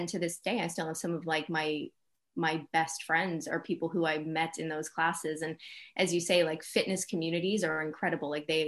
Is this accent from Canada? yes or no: yes; Canada; now in London, United Kingdom; as a Canadian in London, I feel like I had a lot of like ownership.